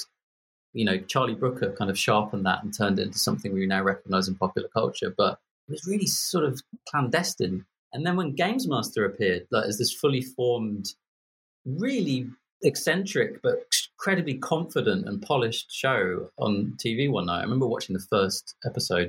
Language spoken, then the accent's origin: English; Birmingham, West Midlands, United Kingdom; I'm from Birmingham. I don't know why you think I'm posh